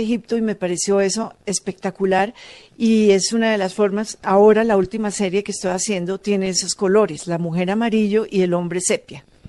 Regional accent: Manizales, Caldas, Colombia; yo soy de Manizales y vengo de una zona donde las casas las pintan de todos los colores.

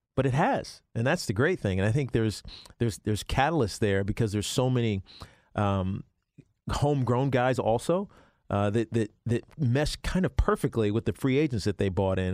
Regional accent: Virginia, United States; now in New York, United States; I grew up in Virginia, but I'm a New Yorker

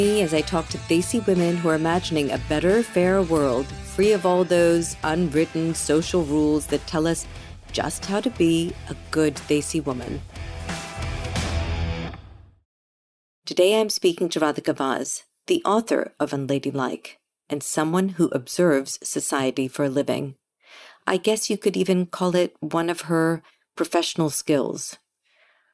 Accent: United States; Growing up in America

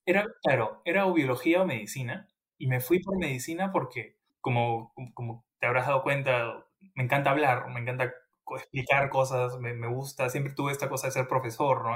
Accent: Peru; moved away as an adult; now in London, United Kingdom; yo salí de, de Perú siendo un investigador intermedio

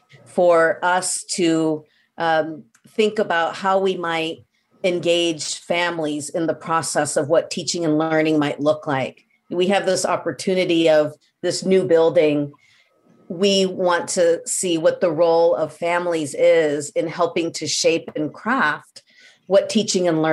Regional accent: Midwest, United States; now in Belmont, United States; we're both from the Midwest

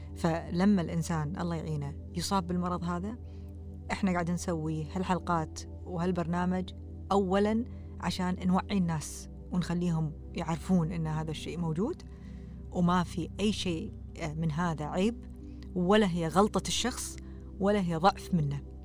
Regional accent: Kuwait; also born or lived in Canada; احنا ككويتيين

